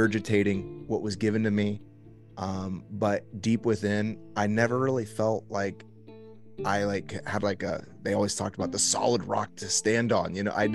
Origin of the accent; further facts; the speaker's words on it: Indianapolis, Indiana, United States; also born or lived in Miami, Florida; I was born in Miami. We moved back to Indianapolis, where my parents were from whenever I was a kid.